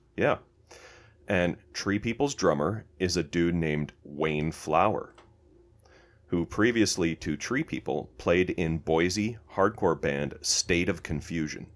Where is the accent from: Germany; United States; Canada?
Canada; we're Canadian